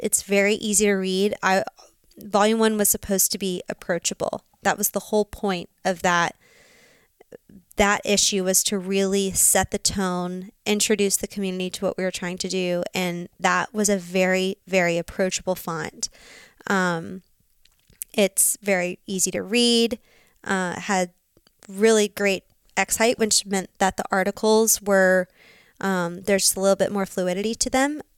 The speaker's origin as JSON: {"language": "English", "town": "Birmingham", "region": "Alabama", "country": "United States", "also_born_or_lived": "Auburn, Alabama / Dallas, Texas", "moved": "as an adult", "lives_now": "Montana, United States", "said": "Birmingham, Alabama."}